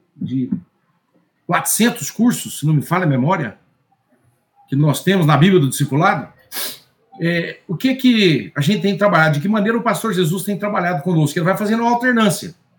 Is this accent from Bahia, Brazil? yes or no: yes; Bahia, Brazil; sou da Bahia